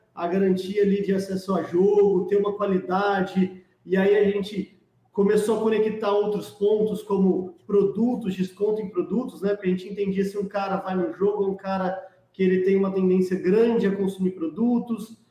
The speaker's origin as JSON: {"language": "Portuguese", "town": "Ribeirão Preto", "region": "São Paulo", "country": "Brazil", "said": "Eu sou de Ribeirão Preto"}